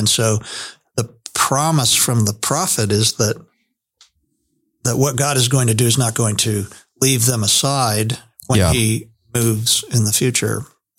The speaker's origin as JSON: {"language": "English", "town": "Hershey", "region": "Pennsylvania", "country": "United States", "tie": "born there", "said": "You know, I was born in Hershey, Pennsylvania, but that doesn't have anything to do with anything."}